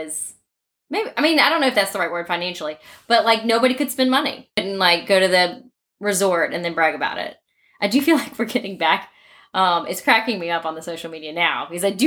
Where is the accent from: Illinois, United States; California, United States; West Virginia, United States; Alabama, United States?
Alabama, United States; Mountain Brook; So we're from Mountain Brook. I do find the first time we grew up with Mountain Brook mentality